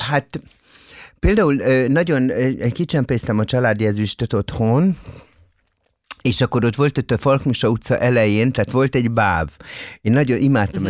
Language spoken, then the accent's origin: Hungarian; Budapest, Hungary; itt budapesti vagyok